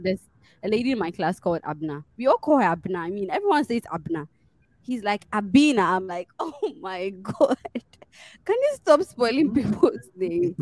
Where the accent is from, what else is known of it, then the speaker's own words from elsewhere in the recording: Ghana; moved away; I'm from Ghana.